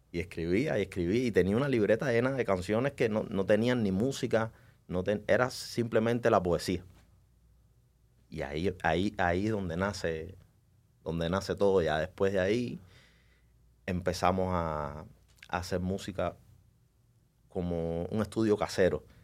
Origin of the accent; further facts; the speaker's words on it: Cuba; Yo soy, estoy orgulloso de donde vengo, soy orgullosamente cubano, pero desgraciadamente en Cuba, por el, por el sistema, el gobierno que está ahí desde hace 60 años, estamos atrasados en muchas cosas.